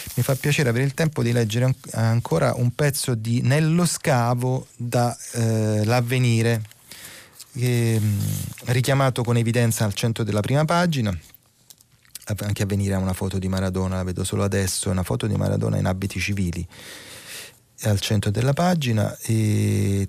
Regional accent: Naples, Campania, Italy; sono napoletano

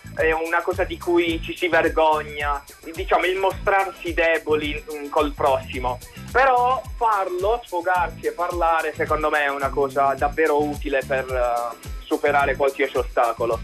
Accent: province of Bari, Apulia, Italy; provincia di Bari

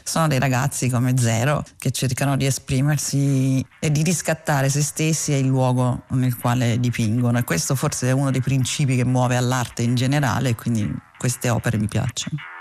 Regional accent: Rome, Lazio, Italy; come romana

